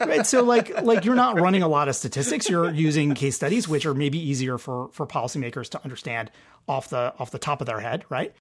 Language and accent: English; Detroit, Michigan, United States; Detroit Tigers, my, my hometown team